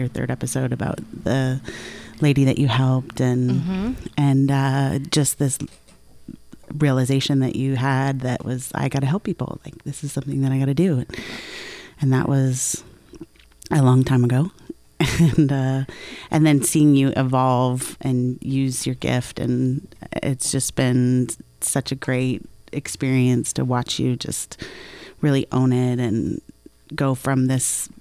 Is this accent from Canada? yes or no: yes; Canada; I'm Canadian as well